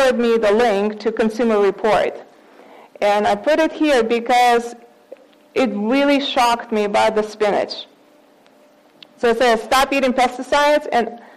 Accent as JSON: {"language": "English", "country": "Russia", "moved": "yes", "lives_now": "United States", "said": "I'm from Russia, so we used to eat beets all the time"}